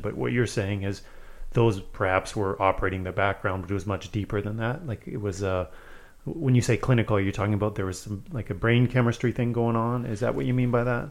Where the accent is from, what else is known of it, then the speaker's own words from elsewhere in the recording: Manitoba, Canada; also born or lived in Saskatchewan; I moved from Saskatchewan to Manitoba when I was the same age.